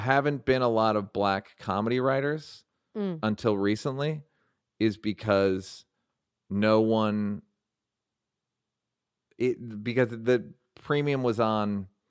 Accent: Monterey Park, California, United States; Growing up in Monterey Park, home of some of the best Asian food in town

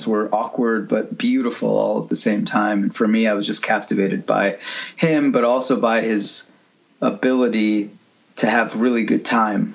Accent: Rochester, United States; I'm from Rochester, you know, which is like where you find lots of cows, lots of open field and cows

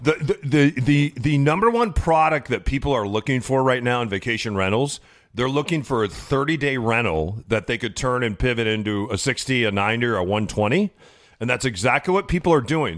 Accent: Midwest, United States; Growing up in the Midwest, uh, you know, my grandma was what they would call a secretary then

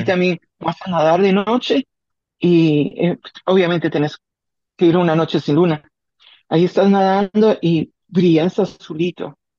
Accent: Guatemala; moved away

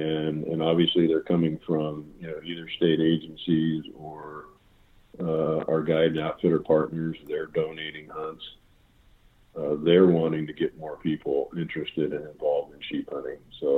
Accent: Ohio, United States; moved away; We talked about growing up in Ohio and all of that.

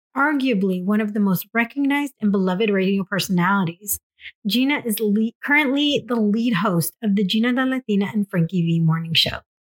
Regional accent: Escondido, California, United States; I'm just in North County, is where I grew up in Escondido

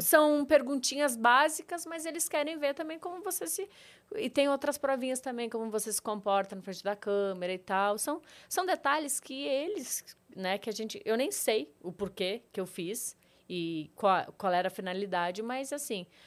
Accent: Rio Grande, Rio Grande do Sul, Brazil; moved away as an adult; also born or lived in Panambi, Rio Grande do Sul; now in São Paulo, Brazil; Eu nasci em Rio Grande, é, perto de Pelotas, no Rio Grande do Sul

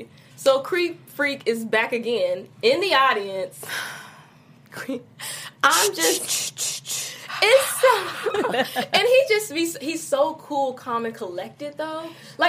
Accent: Midwest, United States; People will be like, oh, well, you sound so country. Where are you from? And I'm like, no, I'm from the Midwest. Actually, I'm from the Midwest

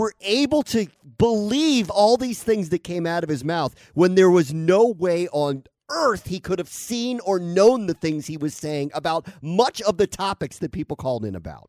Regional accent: Washington, District of Columbia, United States; moved away; I grew up in Washington and did sports radio in Washington

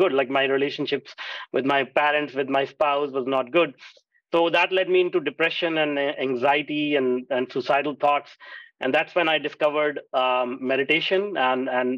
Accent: India; moved away; I grew up in India

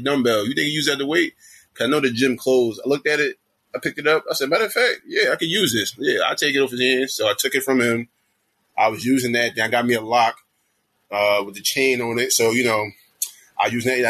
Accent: Jersey City, New Jersey, United States; I was born and raised in Jersey City, New Jersey.

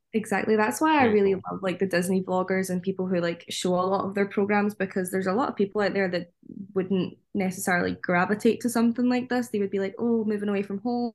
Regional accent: Scotland, United Kingdom; moved away as an adult; us as Scottish people or Northern Irish people or Welsh people

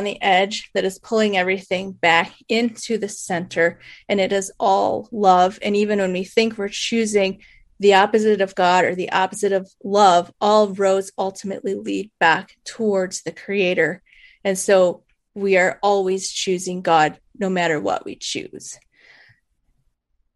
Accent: Michigan, United States; I was born and raised in Michigan

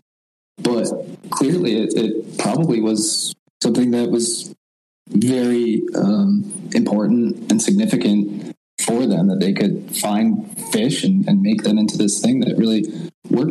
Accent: United States; born in the U.S.

